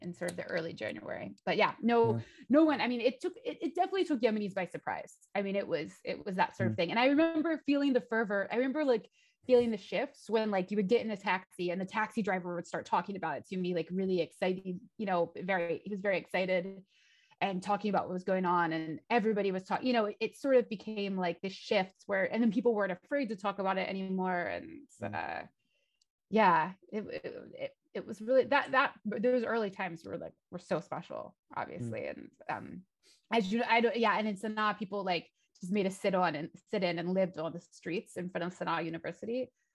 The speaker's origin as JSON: {"language": "English", "country": "United States", "said": "I'm American."}